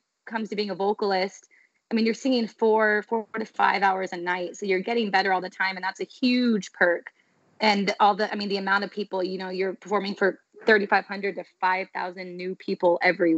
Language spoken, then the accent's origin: English; San Diego, California, United States; moved away; also born or lived in Utah; I'm from San Diego originally